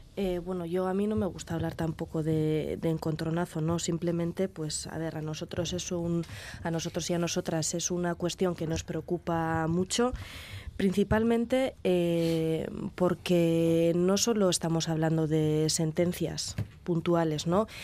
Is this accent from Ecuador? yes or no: no; Basque speakers, Basque Country, Spain; first language Basque; Spanish is a second language; el derecho que tenemos todas y todas las euskaldunes, las islas eh, vascoparlantes de utilizar nuestra lengua materna de la misma manera que el castellano